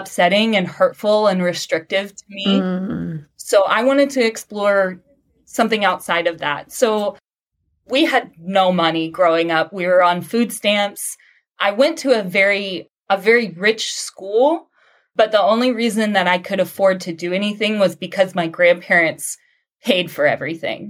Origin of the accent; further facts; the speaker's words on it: Southeast Texas, United States; I grew up and now live in Southeast Texas